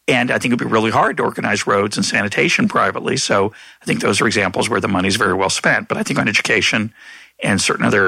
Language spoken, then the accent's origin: English; Lexington, Massachusetts, United States; I grew up in a rich suburb of Boston. My parents weren't rich. They were middle class at the time. But I grew up in Lexington